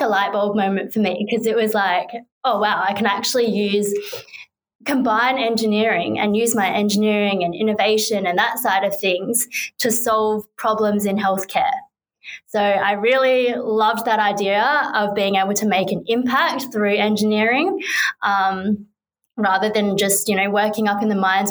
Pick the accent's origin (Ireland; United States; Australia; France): Australia; Perth, Western Australia; I'm from Perth. She went to a school just around the corner from the school that I went